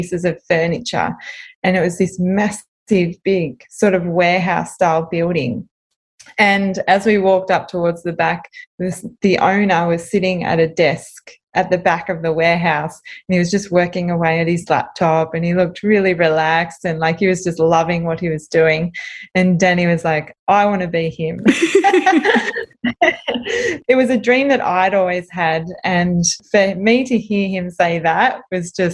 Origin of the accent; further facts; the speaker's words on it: South Coast, New South Wales, Australia; also born or lived in Sydney; I lived down on the South Coast and I've been almost born and raised on the South Coast. I've been here since I've been 2 years old